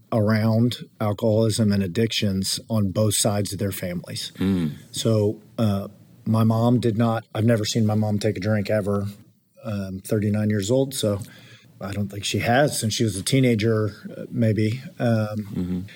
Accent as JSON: {"language": "English", "town": "Kingwood", "region": "Texas", "country": "United States", "tie": "born or raised there", "said": "I grew up in, in the Houston area in a suburb northeast, Kingwood, Texas."}